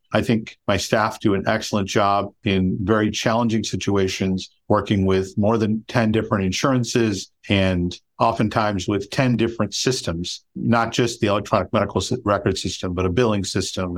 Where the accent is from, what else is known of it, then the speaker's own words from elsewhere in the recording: Chicago, Illinois, United States; moved away as an adult; also born or lived in Pennsylvania; now in Los Gatos, United States; I'm originally from Chicago, went to college and med school in Pennsylvania, and came back to Chicago to do my residency